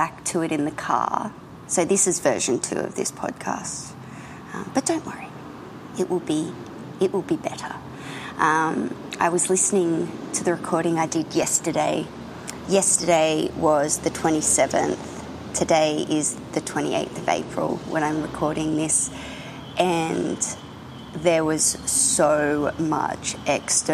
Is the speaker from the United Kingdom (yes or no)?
no; Australia; I'm an Australian contemporary painter